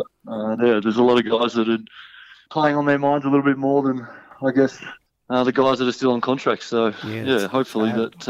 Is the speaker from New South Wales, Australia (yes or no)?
yes; Sydney, New South Wales, Australia; moved away as an adult; also born or lived in Tasmania; I grew up in Sydney on the northern beaches of Sydney.